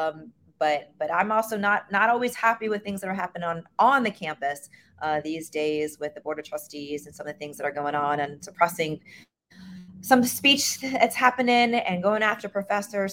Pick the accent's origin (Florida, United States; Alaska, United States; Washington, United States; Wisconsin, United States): Florida, United States; Miami; born and raised in Miami